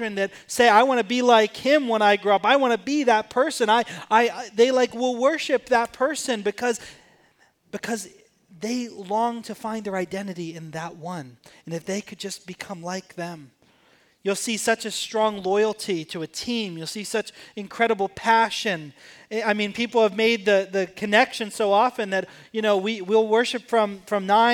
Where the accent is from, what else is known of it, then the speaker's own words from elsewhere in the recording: Pittsburgh, Pennsylvania, United States; I grew up in Pittsburgh, Pennsylvania